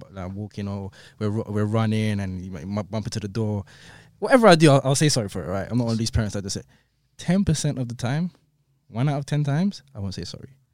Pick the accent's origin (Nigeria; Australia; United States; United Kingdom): United Kingdom; London; I grew up in Clapham, but I used to hang around sometimes in Brixton